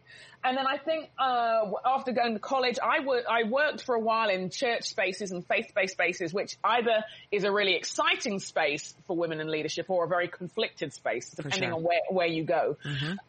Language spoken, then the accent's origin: English; London, United Kingdom; growing up in England